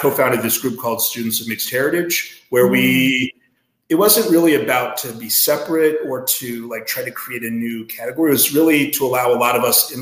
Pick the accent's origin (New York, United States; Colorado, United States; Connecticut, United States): Colorado, United States; Denver; now in Midwest, United States; growing up in Denver